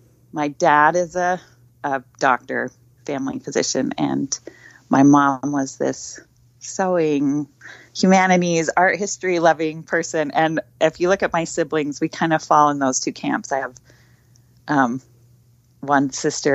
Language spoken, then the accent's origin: English; Salt Lake City, Utah, United States; I grew up in Salt Lake City